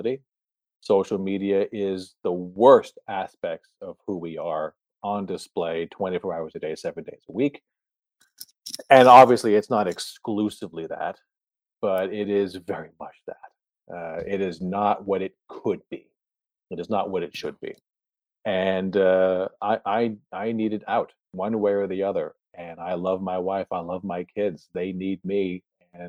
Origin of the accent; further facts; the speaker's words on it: Canada; moved away; also born or lived in New Jersey; I was raised in Canada.